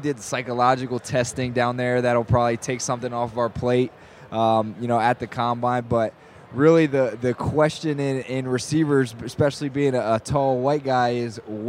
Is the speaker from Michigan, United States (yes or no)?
no; Bear, Delaware, United States; Bear, Delaware.